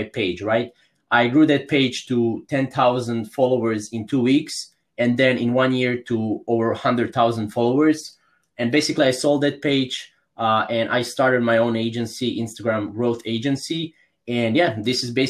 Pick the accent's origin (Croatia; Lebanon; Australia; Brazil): Croatia; I'm from Croatia. It's a small country in Europe.